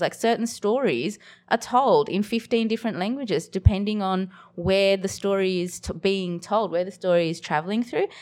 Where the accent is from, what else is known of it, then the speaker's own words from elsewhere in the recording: Bangladesh; now in Australia; I was born in Bangladesh